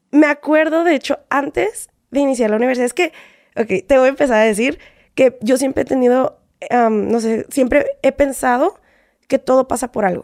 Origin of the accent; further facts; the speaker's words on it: San Diego, California, United States; Me voy a San Diego, de ahí voy, yo soy de San Diego, de ahí me voy a Los Ángeles.